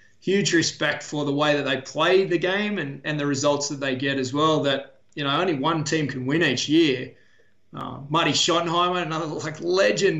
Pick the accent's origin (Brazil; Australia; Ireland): Australia; Wollongong, New South Wales; I grew up mostly in Wollongong